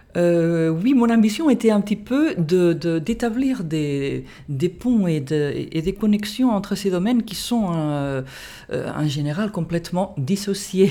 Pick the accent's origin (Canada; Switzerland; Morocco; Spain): Spain; Catalonia; French is a second language; moved away as an adult; also born or lived in United States / England; now in France; je me suis formée dans mon pays d'origine, en, Catalogne, en Espagne